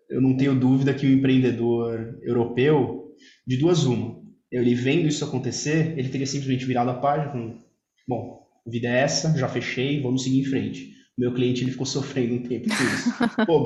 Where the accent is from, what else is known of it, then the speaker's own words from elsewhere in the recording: Italy; O, o italiano, a gente sabe, eu, eu sou, sou italiano, tenho, tem um sangue, um sangue emocional